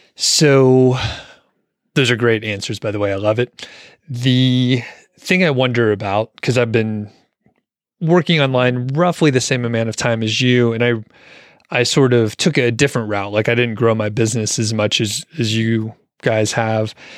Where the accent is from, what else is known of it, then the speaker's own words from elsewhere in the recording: Atlanta, Georgia, United States; moved away; I'm from the Atlanta area originally, so it just sounds like home to me